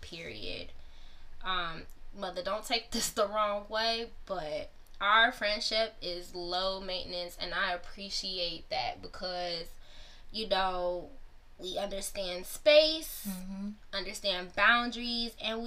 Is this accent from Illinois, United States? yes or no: yes; Chicago, Illinois, United States; also born or lived in Ohio; I was born in Ohio and then moved to Chicago, the Chicagoland area when I was two